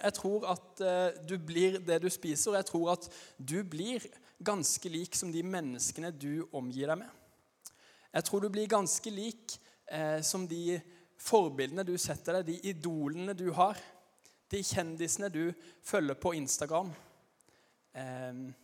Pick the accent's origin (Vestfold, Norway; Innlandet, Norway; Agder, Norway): Agder, Norway; Arendal; accent: Arendal dialect (not very broad); Jeg kommer fra Arendal, men jeg er ikke noe godt forbilde når det gjelder arendalsdialekta, for den er ikke, den er ikke veldig brei